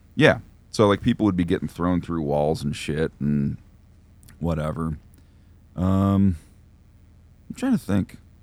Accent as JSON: {"language": "English", "region": "New York", "country": "United States", "tie": "born or raised there", "said": "when I was growing up in New York, I was very, very close to, like, the Syracuse and Buffalo hardcore scenes"}